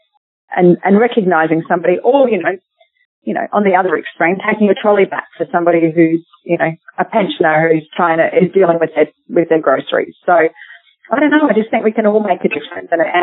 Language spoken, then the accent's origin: English; Australia; we, as other Australian mothers